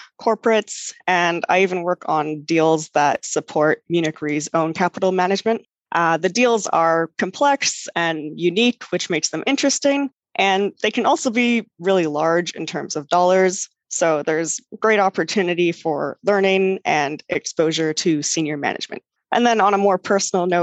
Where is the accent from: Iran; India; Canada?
Canada; Vancouver, British Columbia; moved away as an adult; also born or lived in Toronto, Canada / Switzerland; now in New York, United States; I'm actually from Vancouver on the west coast of Canada.